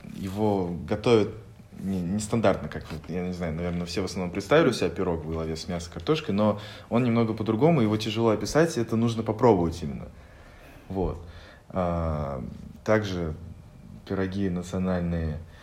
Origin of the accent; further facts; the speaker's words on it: Bashkortostan, Russia; now in Moscow, Russia; я из Республики Башкортостан